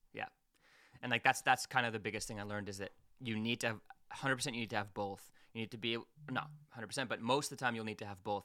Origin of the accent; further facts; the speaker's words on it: Quebec, Canada; now in Hamilton, Canada; I'm out in Hamilton, and I grew up in Quebec.